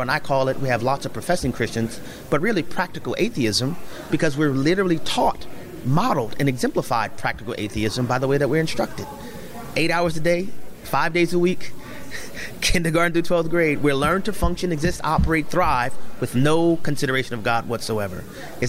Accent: New Orleans, Louisiana, United States; I grew up in New Orleans, Louisiana, eating gumbo

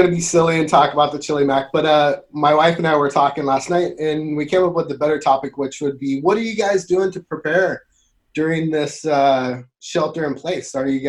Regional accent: Eureka, California, United States; I am from Eureka, California. So all the way to the north part of the state.

